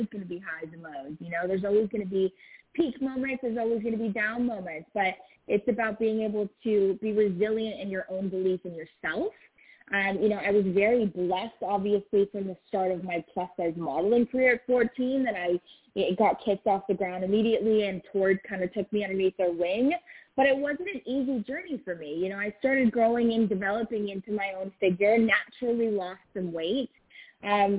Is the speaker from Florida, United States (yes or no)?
no; Los Angeles, California, United States; growing up